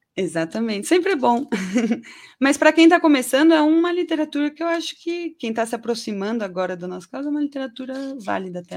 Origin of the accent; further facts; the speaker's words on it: São Paulo, Brazil; also born or lived in Guarulhos; Eu nasci em São Paulo, capital. O primeiro lugar que eu morei foi na Vila Nive, mas até os 12 anos eu morei no Gopouva, em Guarulhos